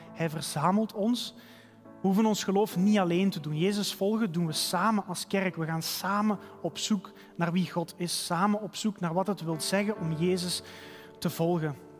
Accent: Halen, Flanders, Belgium; bij ons in de straat waar ik ben opgegroeid in Halen

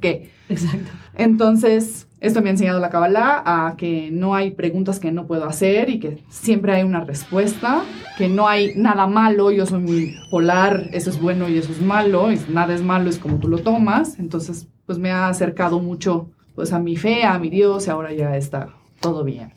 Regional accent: Italy; now in Mexico; vengo de Italia

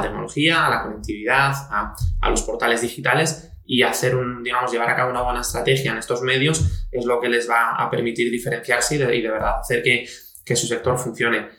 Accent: Asturias, Spain; also born or lived in Italy; pasé toda, digamos, mi infancia y mi juventud eh, aquí en Asturias

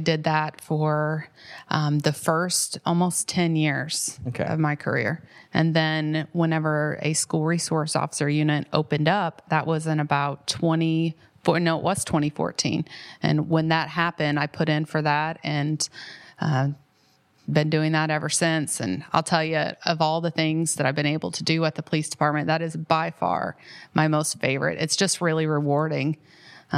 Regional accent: Tell City, Indiana, United States; now in Columbus, United States; I grew up in Tell City, Indiana, a very small town

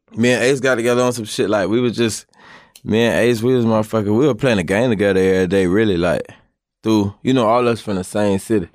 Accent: Jacksonville, Florida, United States; when I was young in Jacksonville

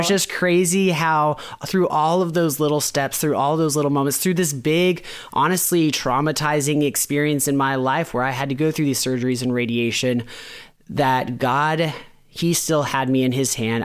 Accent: Florida, United States; moved away; I'm from Florida

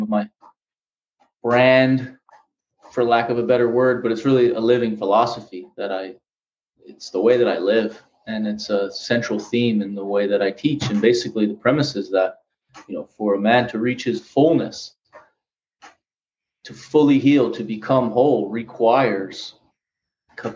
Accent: Philadelphia, Pennsylvania, United States; now in Los Angeles, United States; I'm from Philly

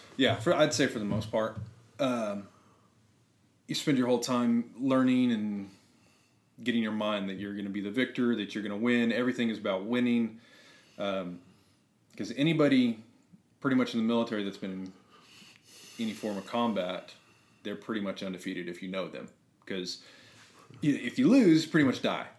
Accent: New Mexico, United States; moved away as an adult; so I come from New Mexico. Uh, my family's all still there. Uh, it's a small, pretty small ranch community.

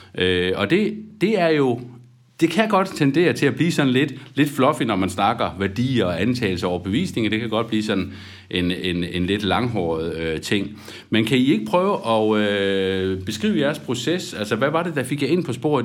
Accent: Aarhus, Central Denmark Region, Denmark; Nu er jeg jo selv fra Aarhus

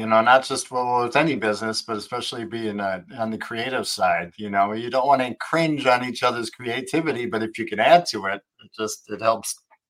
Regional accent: Midwest, United States; also born or lived in Arlington Heights, Illinois / Schaumburg, Illinois; I grew up in Midwest. I spent some time in Arlington Heights and Schaumburg.

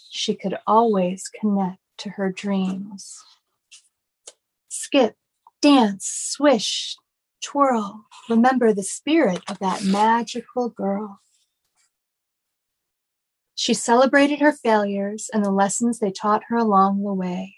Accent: Chicago, Illinois, United States; now in Orlando, United States; I'm from Chicago

